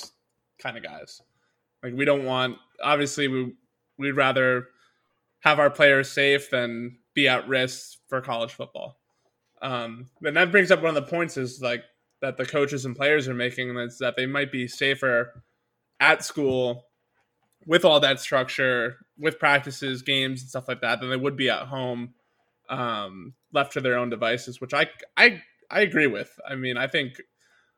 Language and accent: English; New Jersey, United States; Growing up in New Jersey